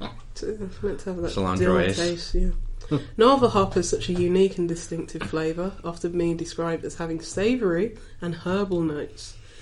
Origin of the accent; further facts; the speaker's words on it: Birmingham, West Midlands, United Kingdom; I'm from Birmingham, but even in my little area of the city, you see posters on, like, just bus stops.